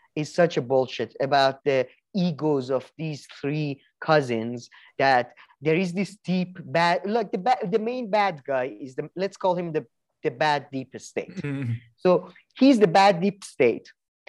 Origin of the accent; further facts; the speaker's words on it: Scotland, United Kingdom; I'm from Scotland